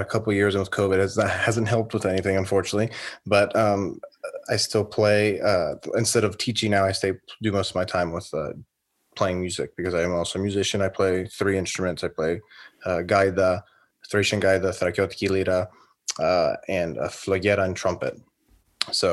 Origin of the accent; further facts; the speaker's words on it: Charlotte, North Carolina, United States; I'm from Charlotte, North Carolina, born and raised and still live here today.